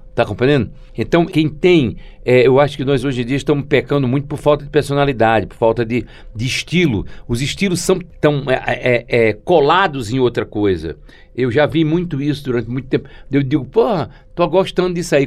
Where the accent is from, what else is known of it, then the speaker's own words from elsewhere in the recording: São Bento do Una, Pernambuco, Brazil; Primeiro eu sou de São Bento, depois sou de Pernambuco, depois sou do Nordeste, depois sou do Brasil.